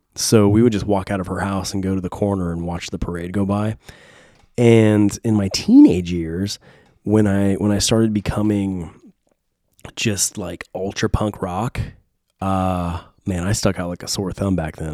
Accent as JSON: {"language": "English", "town": "San Diego", "region": "California", "country": "United States", "tie": "born or raised there", "moved": "yes", "lives_now": "Nashville, United States", "said": "Growing up in San Diego, Point Loma, Ocean Beach"}